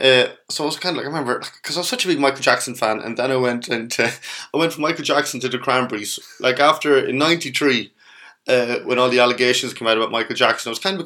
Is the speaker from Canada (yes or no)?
no; Kells, Leinster, Ireland; I come from Kells.